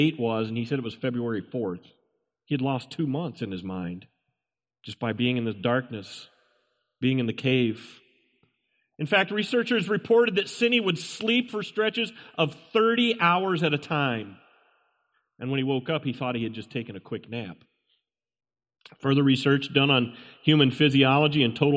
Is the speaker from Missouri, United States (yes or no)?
yes; Hannibal, Missouri, United States; I remember as a boy, I grew up in the Hannibal, Missouri area